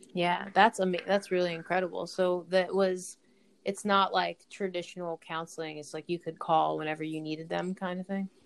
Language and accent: English; United States; me being an American